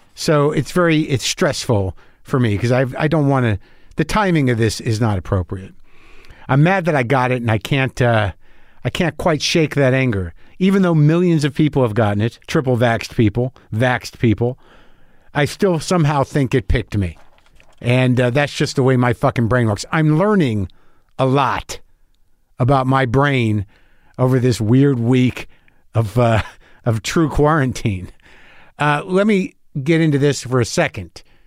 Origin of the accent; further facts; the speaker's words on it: New Mexico, United States; also born or lived in New Jersey; I moved away when I was, you know, seven, seven or eight years old. I grew up in New Mexico